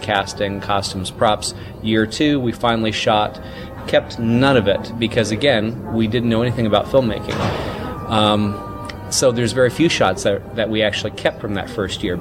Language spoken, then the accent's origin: English; Mississippi, United States; born or raised there